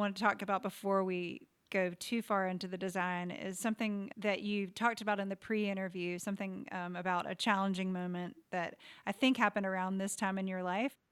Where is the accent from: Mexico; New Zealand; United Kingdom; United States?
United States; the South; growing up in the South